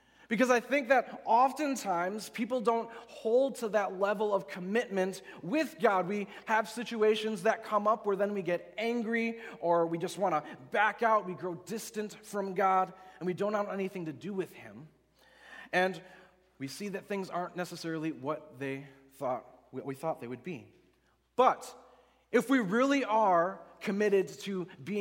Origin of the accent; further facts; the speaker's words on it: West Allis, Wisconsin, United States; also born or lived in Oconomowoc, Wisconsin; I grew up in West Allis, Wisconsin, so down by Milwaukee, but I lived most of my life in Oconomowoc, which is west of here about an hour